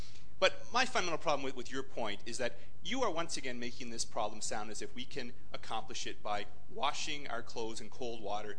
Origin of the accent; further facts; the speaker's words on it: Canada; moved away; In my home country, Canada